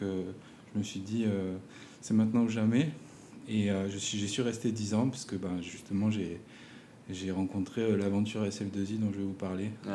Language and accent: French; Provence-Alpes-Côte d'Azur, France; moved away as an adult; also born or lived in Montpellier / Grenoble / Paris / Lyon; now in French Polynesia; j'ai grandi en Provence, en France